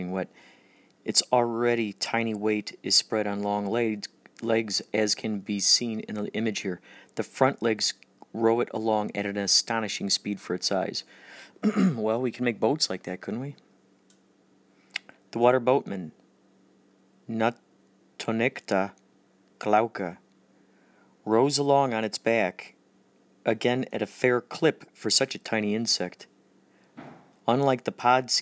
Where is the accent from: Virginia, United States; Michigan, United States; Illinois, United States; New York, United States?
Illinois, United States; Carol Stream; they were in the creek all the time growing up in Carroll Stream near that creek